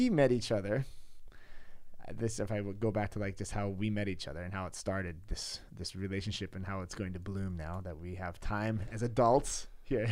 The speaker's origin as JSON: {"language": "English", "region": "California", "country": "United States", "moved": "as an adult", "lives_now": "Pasewalk, Germany", "said": "I'm in California, I'm from California"}